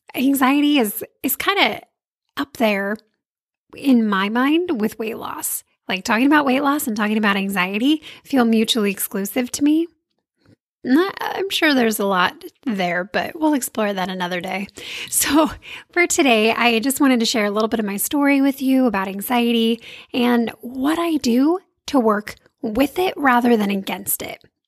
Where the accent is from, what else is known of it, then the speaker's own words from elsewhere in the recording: California, United States; I grew up in California